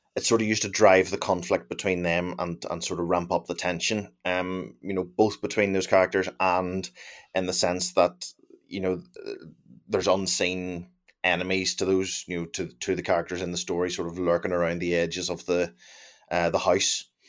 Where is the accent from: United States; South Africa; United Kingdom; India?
United Kingdom; Northern Ireland